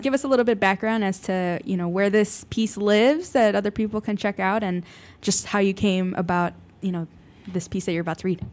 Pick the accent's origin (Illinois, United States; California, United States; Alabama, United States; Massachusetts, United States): Illinois, United States; Chicago; growing up in Chicago